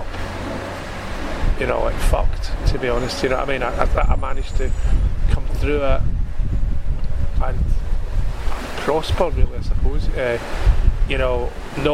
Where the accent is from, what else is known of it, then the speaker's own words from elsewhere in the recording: Glasgow, Scotland, United Kingdom; growing up in Glasgow